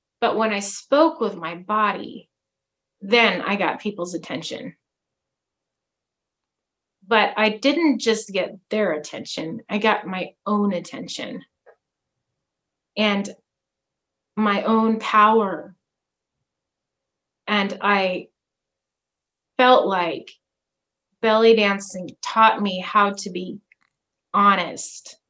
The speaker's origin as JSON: {"language": "English", "region": "Alaska", "country": "United States", "tie": "born or raised there", "said": "And then I grew up in Alaska"}